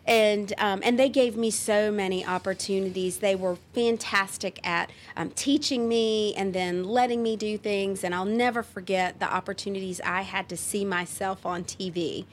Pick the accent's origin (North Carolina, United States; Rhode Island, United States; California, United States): North Carolina, United States; Roanoke Rapids; also born or lived in Charlotte, North Carolina / Raleigh, North Carolina; I grew up in and I call my, uh, my hometown Roanoke Rapids